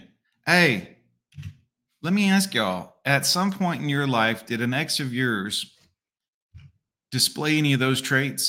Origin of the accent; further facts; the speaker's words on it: Fort Lauderdale, Florida, United States; the pet store I grew up working at in Fort Lauderdale, Florida